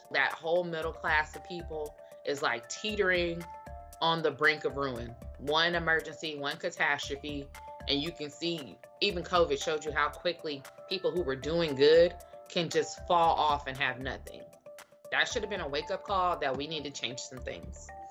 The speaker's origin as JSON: {"language": "English", "town": "Dallas", "region": "Texas", "country": "United States", "tie": "born or raised there", "said": "I'm from Dallas. I grew up there."}